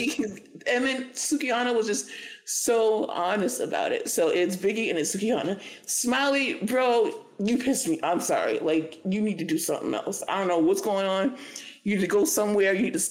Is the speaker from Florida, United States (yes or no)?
yes; Florida, United States; I would admit to it because I'm from Florida and we did it.